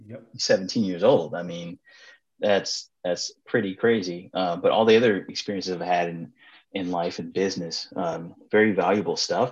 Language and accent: English; Los Angeles, California, United States; I was in Food from the Hood in high school. A student-owned salad dressing company at Crenshaw High School.